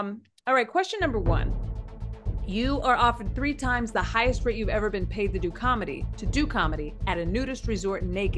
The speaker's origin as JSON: {"language": "English", "region": "Texas", "country": "United States", "tie": "born or raised there", "said": "I know we grew up in Texas, but the bar is a little low."}